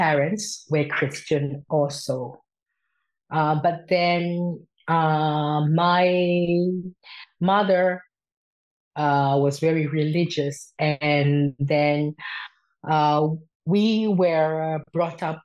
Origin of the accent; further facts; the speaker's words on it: Myanmar; moved away as an adult; now in Sweden; I am originally from Myanmar